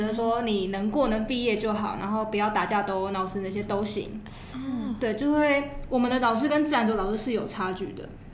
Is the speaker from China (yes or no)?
no; Penghu County, Taiwan; moved away; 我是澎湖人